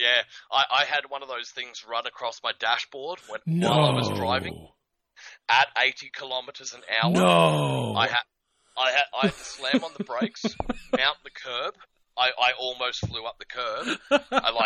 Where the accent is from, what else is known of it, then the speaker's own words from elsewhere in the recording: Australia; being Australian for a lot of my early life